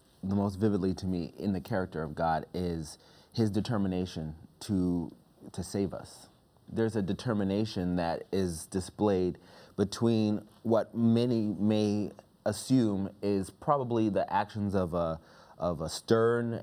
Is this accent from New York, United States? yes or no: yes; New York, United States; now in Maryland, United States; I'm originally from New York, living here in Maryland